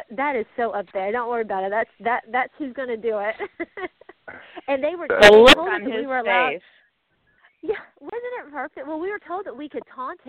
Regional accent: Atlanta, Georgia, United States; I'm from the Atlanta area

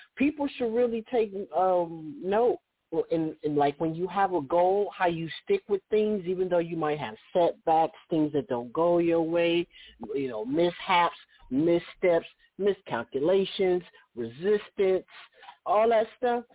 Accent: Oakland, California, United States; my hometown of Oakland

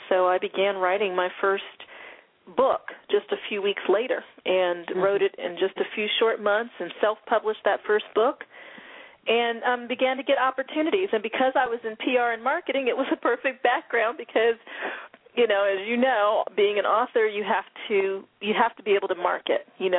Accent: Denver, Colorado, United States; also born or lived in North Florida / Germany; I was born in North Florida, and then we moved to Germany when I was in the second grade, and I lived there through fourth grade. And then we moved to Denver, Colorado. I consider Colorado to be where I grew up

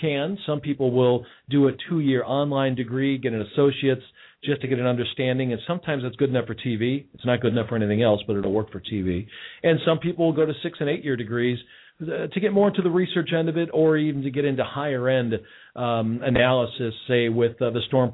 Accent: Elmwood Park, Illinois, United States; now in Cincinnati, United States; I grew up originally in the Chicago area, on the near west side of Chicago in a little suburb called Elmwood Park

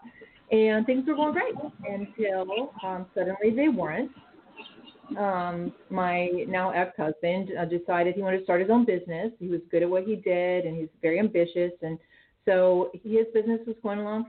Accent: Western Pennsylvania, United States; moved away as an adult; also born or lived in Rochester, New York; I grew up in Western Pennsylvania, a small town girl

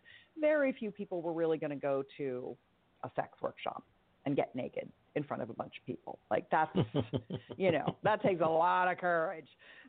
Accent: California, United States; You know, growing up in Silicon Valley, if you will, in the heyday of the Internet 1.0

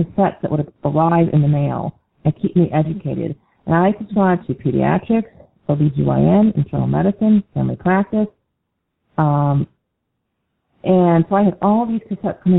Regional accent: Syracuse, New York, United States; I moved back to Syracuse, which is my hometown

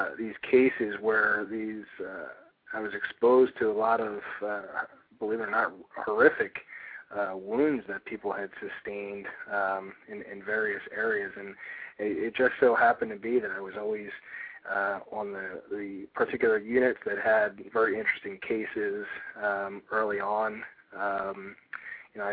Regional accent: Philadelphia, Pennsylvania, United States; also born or lived in Douglasville, Pennsylvania; I was born and raised in Philadelphia.

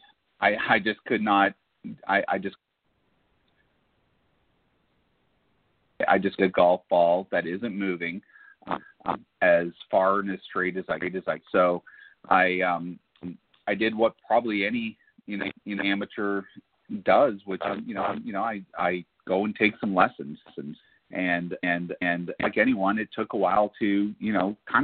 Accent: Barrie, Ontario, Canada; moved away; also born or lived in Texas; growing up in Canada

